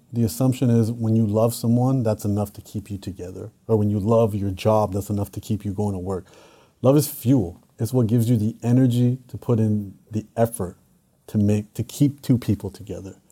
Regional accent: Canada; I'm Canadian

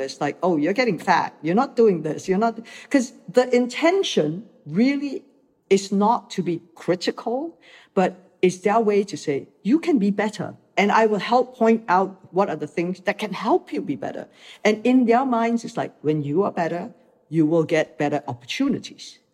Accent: Malaysia; moved away as an adult; also born or lived in Hong Kong; I came from Malaysia, where I grew up watching mm-hmm. movies that were international

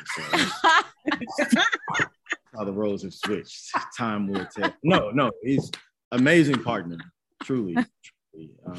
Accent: Chicago, Illinois, United States; Chicago, the both of us.

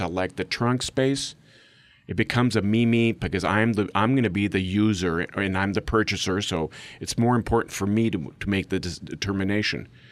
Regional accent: Mexico; first language English; moved away as an adult; I'm actually third generation, born and raised in Mexico

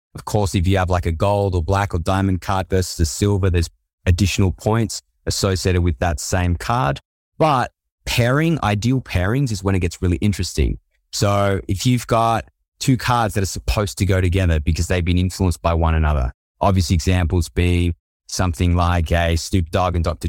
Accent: Australia; accent: Aussie; I'm from Australia, I've got an Aussie accent

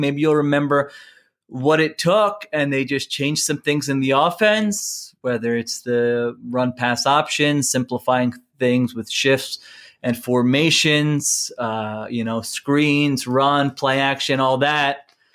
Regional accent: Philadelphia, Pennsylvania, United States; growing up in the Philadelphia area

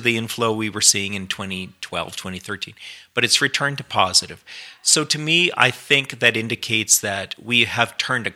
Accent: Alberta, Canada; I grew up in Alberta, so I remember the 1980s

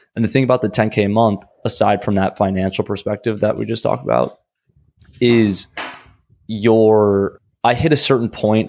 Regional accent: Minnesota, United States; I'm from Minnesota originally

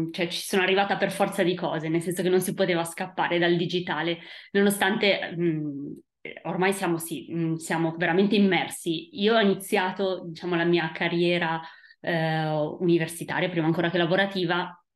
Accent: Italy; moved away; Eh, quindi per quel motivo io sono scappata dall'Italia e sono andata eh, in Francia, a Parigi, dove eh, ho appunto studiato storia della fotografia.

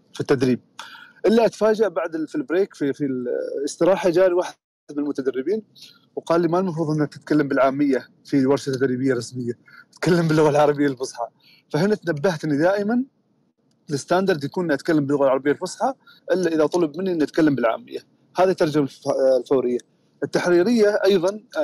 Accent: Oman; احنا عندنا في عمان لهجات مختلفه تماما

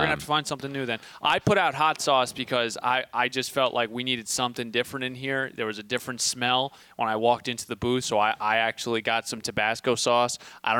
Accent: New York, United States; New York is my, you know, I'm from New York. We're both from New York.

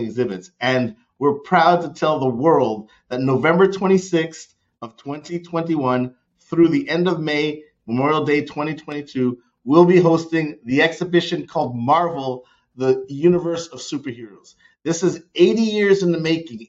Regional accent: Canada; moved away; growing up in Canada, I learned to ski

